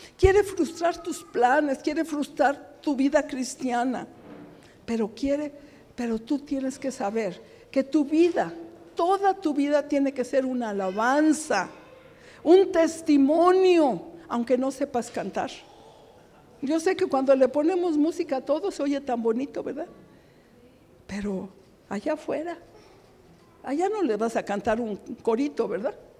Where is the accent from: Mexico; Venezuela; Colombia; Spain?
Mexico; Somos mexicanos, gracias a Dios, con mucho orgullo